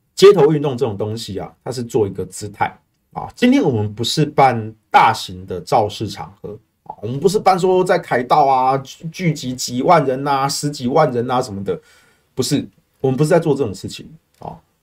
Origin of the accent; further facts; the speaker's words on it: Taiwan; 我们台湾人很务实啦